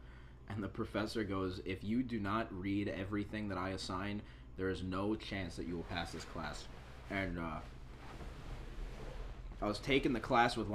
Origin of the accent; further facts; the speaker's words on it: New York, United States; I was born in New York